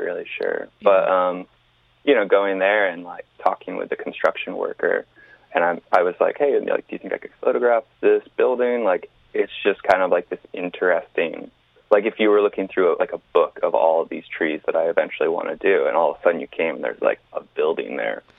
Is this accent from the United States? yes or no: yes; East Coast, United States; Growing up on the East Coast